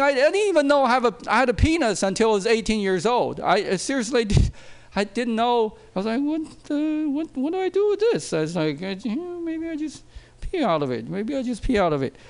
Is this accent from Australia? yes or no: no; China; now in United States; I grew up in China